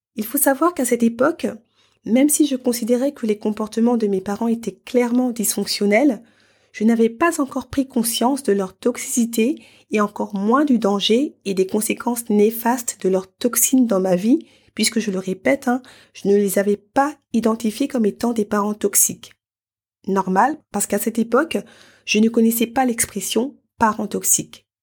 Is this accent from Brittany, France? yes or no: no; Paris, Île-de-France, France; moved away as an adult; dans la ville qui m'a vu naître et grandir